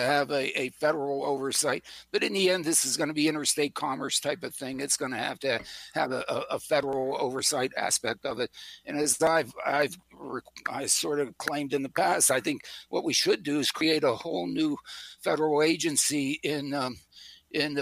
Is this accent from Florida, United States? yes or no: no; Pittsburgh, Pennsylvania, United States; I was raised in Pittsburgh